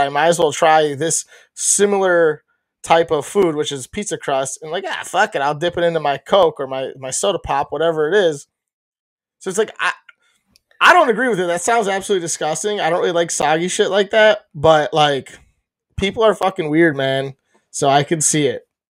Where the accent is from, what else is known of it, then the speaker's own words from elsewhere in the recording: Chicago, Illinois, United States; being a Chicagoan or a, a person from Chicago ish